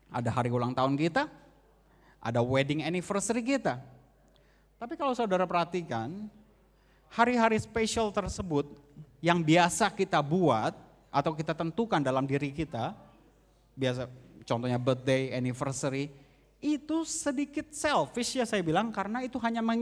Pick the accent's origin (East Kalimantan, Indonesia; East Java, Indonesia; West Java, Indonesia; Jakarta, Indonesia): Jakarta, Indonesia; Ada yang temenin saya, saya asal dari Jakarta.